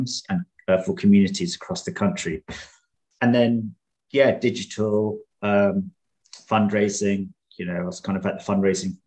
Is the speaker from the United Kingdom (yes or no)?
yes; London, United Kingdom; I'm from Tower Hamlets